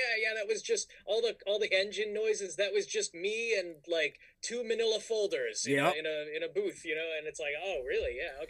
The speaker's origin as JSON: {"language": "English", "area": "Bay Area", "region": "Northern California", "country": "United States", "tie": "born or raised there", "also_born_or_lived": "Orange County, California", "moved": "as an adult", "lives_now": "Burbank, United States", "said": "I grew up in Northern California in like the Bay Area."}